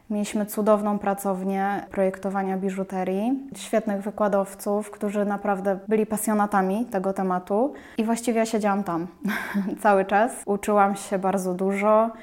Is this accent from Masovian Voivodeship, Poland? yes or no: no; Łódź, Łódź Voivodeship, Poland; jestem z Łodzi